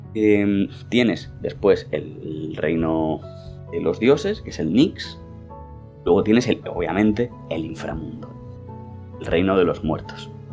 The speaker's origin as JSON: {"language": "Spanish", "country": "Spain", "said": "nosotros somos españoles y hablamos castellano"}